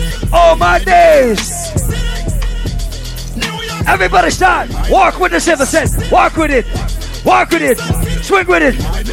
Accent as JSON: {"language": "English", "country": "Jamaica", "said": "Hey, I am from Jamaica"}